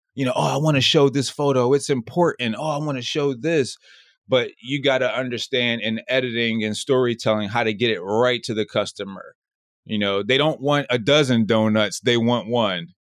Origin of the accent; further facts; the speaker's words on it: Philadelphia, Pennsylvania, United States; now in Los Angeles, United States; Philly, which is my hometown